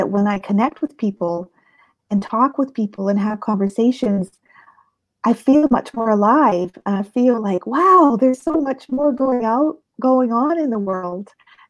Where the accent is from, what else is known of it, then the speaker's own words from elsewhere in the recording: Halifax, Nova Scotia, Canada; born there; also born or lived in United States / Europe; I was born in Canada, in Halifax, Nova Scotia. And my father was in the Navy, and we spent a lot of my life moving around. I lived in the States. I've lived in Europe. I lived across Canada.